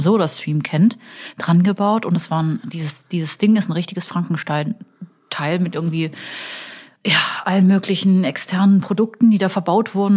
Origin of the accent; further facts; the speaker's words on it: Cologne, North Rhine-Westphalia, Germany; als Kölner